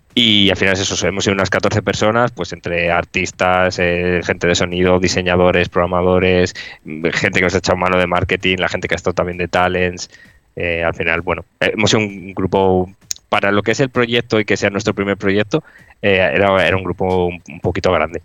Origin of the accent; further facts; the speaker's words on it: Cantabria, Spain; yo, por ejemplo, soy de Cantabria